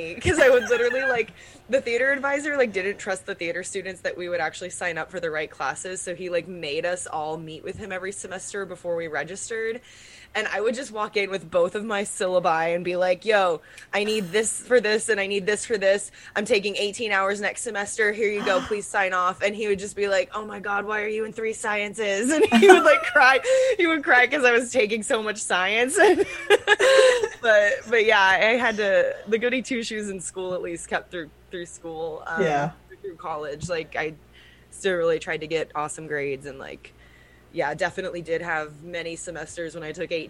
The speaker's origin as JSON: {"language": "English", "town": "Round Rock", "region": "Texas", "country": "United States", "tie": "born or raised there", "said": "Round Rock, Texas."}